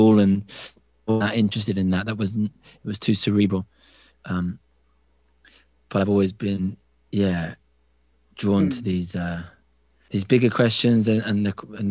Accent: Cambridge, East of England, United Kingdom; moved away; I grew up in Cambridge in England, the university town

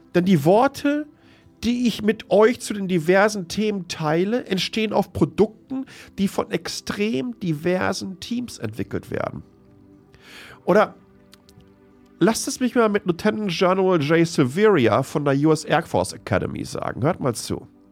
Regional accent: Germany; born or raised there; moved away

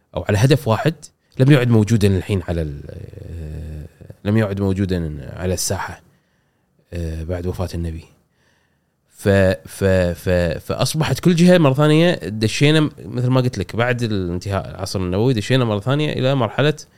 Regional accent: Kuwait; عندنا بالكويت

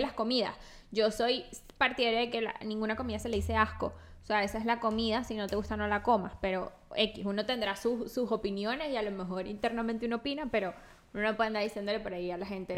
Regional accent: La Guaira, Venezuela; now in United States; yo soy de La Guaira

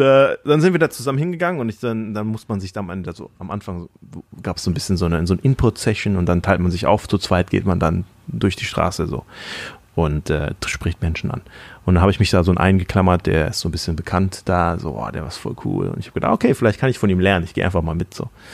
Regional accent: Thailand; moved away; in Thailand, Sünde, wo ich aufgewachsen bin in Thailand

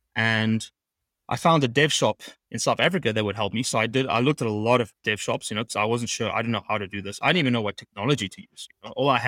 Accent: St. Martin; So I grew up in the Caribbean and on an island called St. Martin, which is very, very busy.

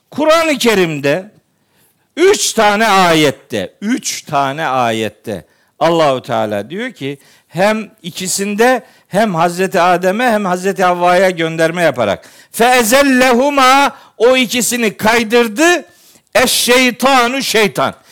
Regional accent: Eastern Black Sea, Turkey; Bizim oraları bilirim ben, iyi bilirim. Doğu Karadeniz'i iyi bilirim

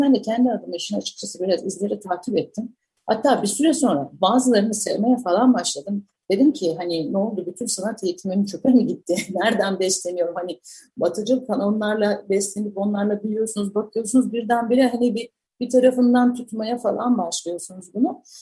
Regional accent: Samsun, Turkey; moved away; büyürken çocukluğum ve gençliğimin bir kısmı, e, Samsun'daydı

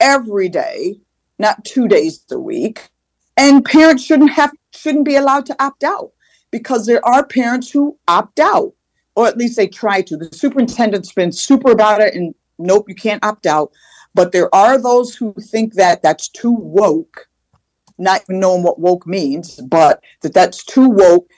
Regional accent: Manchester, Connecticut, United States; When Randy and I grew up in Manchester years ago, it was less than 2% students of color

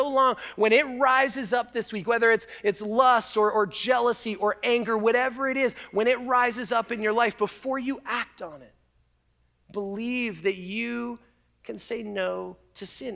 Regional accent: Canada; now in United States; as a Canadian

